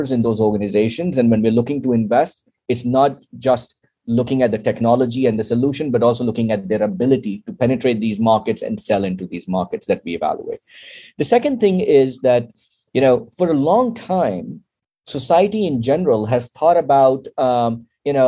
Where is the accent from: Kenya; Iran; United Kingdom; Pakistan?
Pakistan; now in United States; to be a Pakistani as well as an American citizen